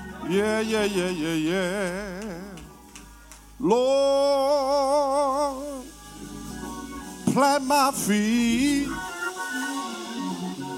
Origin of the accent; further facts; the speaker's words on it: Philadelphia, Pennsylvania, United States; I'm from North Philly and I have to speak a little louder when I come to South Philly.